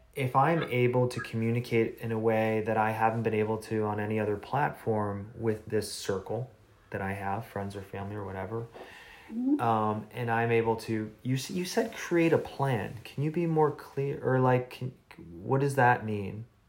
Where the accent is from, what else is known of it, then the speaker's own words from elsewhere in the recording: Midwest, United States; I grew up in the Midwest, so it's like more conservative